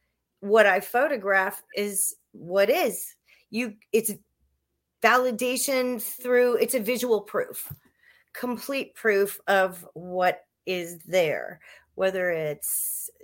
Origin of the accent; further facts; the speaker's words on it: New Orleans, Louisiana, United States; When I was very young, I'm from New Orleans, and I lived in this nice house